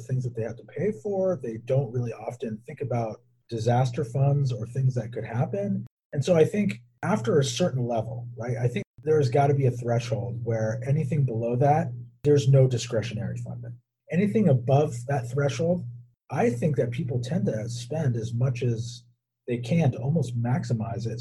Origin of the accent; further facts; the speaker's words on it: Southern California, United States; growing up in Southern California